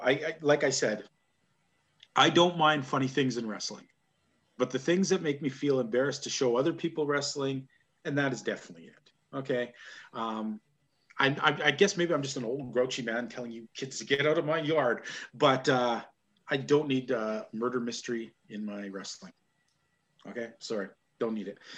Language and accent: English; Canada